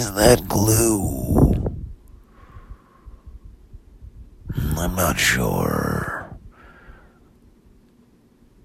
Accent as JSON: {"language": "English", "town": "Pomona", "region": "California", "country": "United States", "tie": "born or raised there", "said": "I grew up in Pomona"}